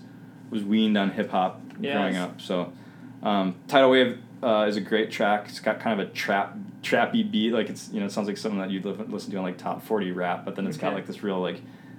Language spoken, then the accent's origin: English; Minnesota, United States; I grew up here.